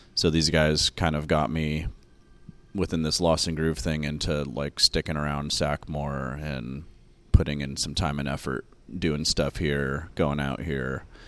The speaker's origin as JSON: {"language": "English", "town": "Sacramento", "region": "California", "country": "United States", "tie": "born or raised there", "also_born_or_lived": "Oregon", "said": "I grew up here in Sacramento"}